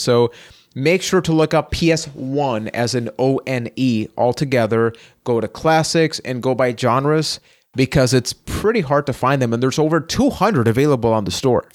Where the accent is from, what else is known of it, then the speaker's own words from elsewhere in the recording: Puerto Rico; I am from Puerto Rico